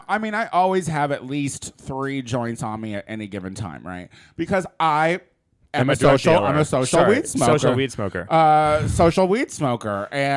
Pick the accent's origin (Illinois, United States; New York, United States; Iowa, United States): Illinois, United States; Chicago; now in Los Angeles, United States; I come from Chicago